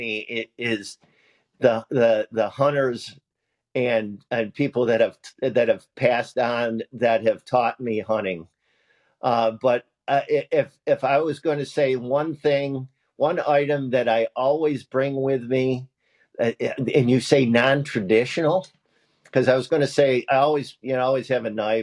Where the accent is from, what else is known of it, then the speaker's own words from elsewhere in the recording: Central New York, United States; When I was growing up in Central New York